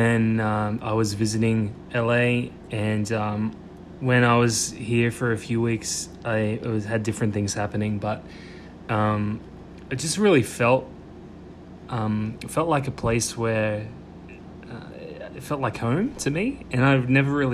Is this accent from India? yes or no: no; Australia; moved away as an adult; also born or lived in Sydney, Australia; now in United States; as an Australian